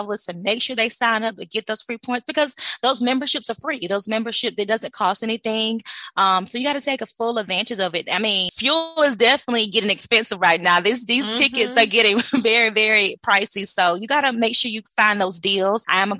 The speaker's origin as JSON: {"language": "English", "town": "White Springs", "region": "Florida", "country": "United States", "tie": "born or raised there", "said": "I'm originally from, born and raised in Florida. So I'm from a little small town called White Springs."}